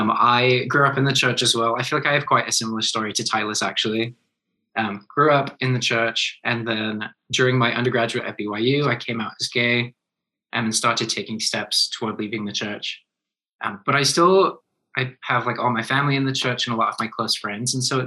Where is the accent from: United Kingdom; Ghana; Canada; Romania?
United Kingdom; England; born there; now in Utah, United States; I was born in England, and I'm actually very flattered that you noticed, because I feel like less people notice as I live in Utah longer and longer.